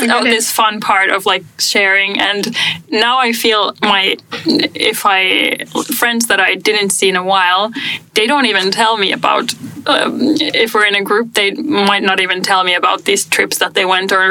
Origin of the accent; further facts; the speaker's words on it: Finland; moved away; also born or lived in Germany; my home country